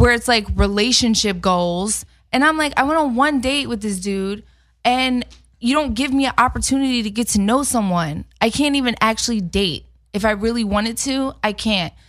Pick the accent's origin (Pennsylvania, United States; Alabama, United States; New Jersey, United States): Pennsylvania, United States; Philadelphia; I'm from Philly